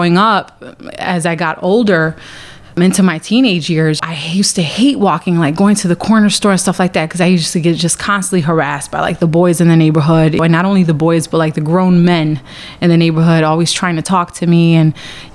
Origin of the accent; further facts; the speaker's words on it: Chicago, Illinois, United States; I grew up in Pilsen, and it was kind of funny being like the only Puerto Rican family in like the whole neighborhood